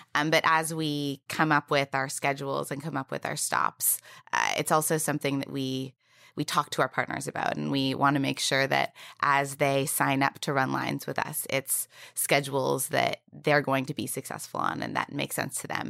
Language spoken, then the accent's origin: English; Canada; moved away as an adult; also born or lived in United States; now in New York City, United States; I'm also Canadian